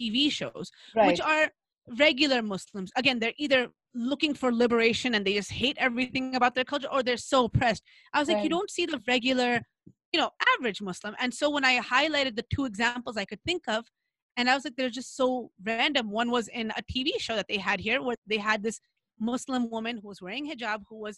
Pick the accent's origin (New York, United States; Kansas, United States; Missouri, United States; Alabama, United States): New York, United States; I grew up in New York with a lot of Black people and had Black friends